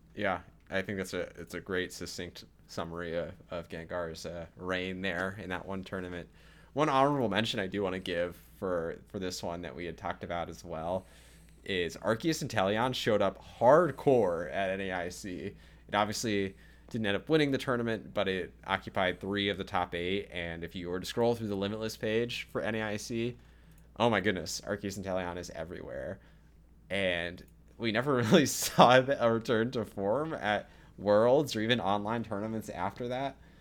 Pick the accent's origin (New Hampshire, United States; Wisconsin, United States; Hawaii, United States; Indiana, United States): Wisconsin, United States; I was in my home state of Wisconsin